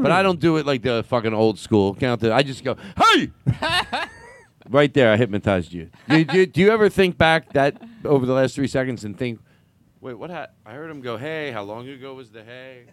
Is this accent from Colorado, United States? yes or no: no; Boston, Massachusetts, United States; I'm from Boston.